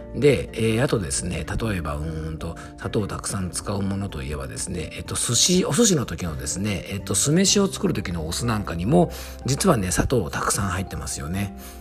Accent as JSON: {"language": "Japanese", "region": "Yamanashi", "country": "Japan", "tie": "born or raised there", "said": "僕の地元山梨もですね、フルーツ王国"}